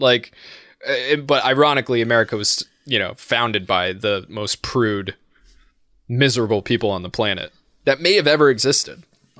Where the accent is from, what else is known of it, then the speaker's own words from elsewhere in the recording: United States; I am American.